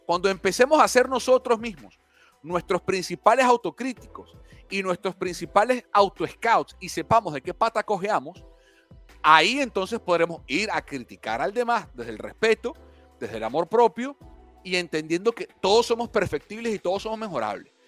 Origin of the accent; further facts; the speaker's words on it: Barquisimeto, Lara, Venezuela; also born or lived in Caracas; yo nací en Caracas, me crié en Barquisimeto